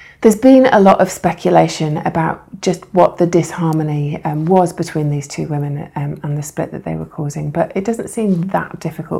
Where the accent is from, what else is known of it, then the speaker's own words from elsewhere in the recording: United States; as American citizens